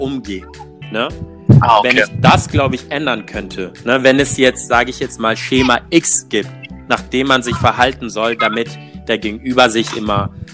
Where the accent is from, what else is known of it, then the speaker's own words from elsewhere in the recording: Togo; now in Cologne, Germany; ich bin selber schwarz, bin in Togo geboren